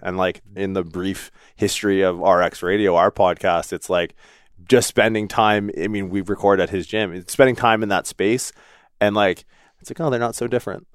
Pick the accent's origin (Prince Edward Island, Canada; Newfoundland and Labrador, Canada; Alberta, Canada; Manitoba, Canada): Newfoundland and Labrador, Canada; moved away; also born or lived in Windsor, Ontario; I was born in Newfoundland